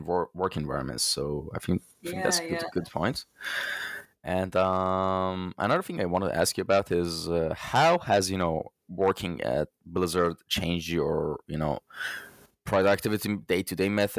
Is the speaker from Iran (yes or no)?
yes; Iran; I'm from Iran